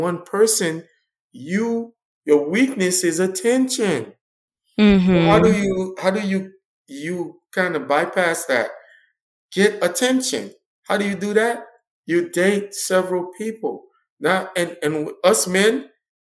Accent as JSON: {"language": "English", "town": "Miami", "region": "Florida", "country": "United States", "tie": "born or raised there", "said": "grew up in Liberty City. I grew up on a rough and tough side"}